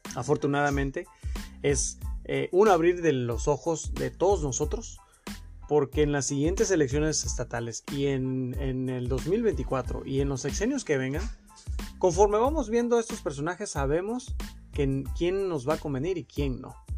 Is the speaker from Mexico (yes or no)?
yes; Mexico; tenemos nosotros como mexicanos